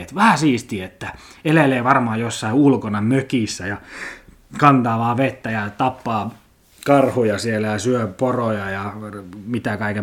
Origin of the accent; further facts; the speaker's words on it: Lappeenranta, South Karelia, Finland; me pelasin pienenä junnuna tuolla Mäkikadulla Kimpisessä Lappeenrannan eliittialueella